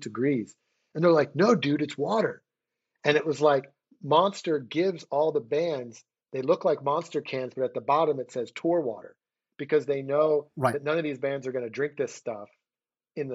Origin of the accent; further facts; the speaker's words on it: Philadelphia, Pennsylvania, United States; moved away; I moved back to my hometown of Philadelphia